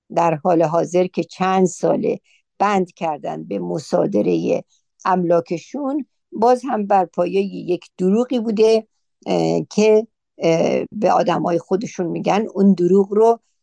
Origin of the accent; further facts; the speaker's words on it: Iran; moved away as an adult; ما در اون مملکت بزرگ شدیم پیر شدیم